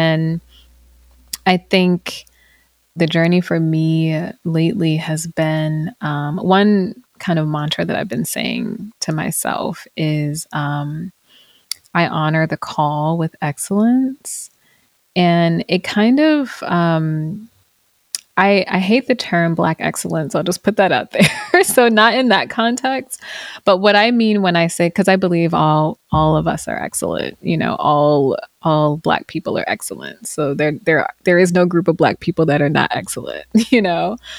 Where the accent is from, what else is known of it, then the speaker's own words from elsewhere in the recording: the South, United States; especially growing up in the South, moving to a predominantly white area, you know, as a teen.